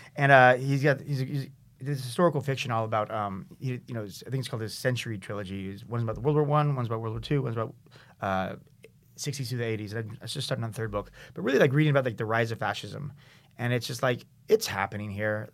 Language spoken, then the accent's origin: English; San Diego, California, United States; now in San Francisco, United States; I grew up in San Diego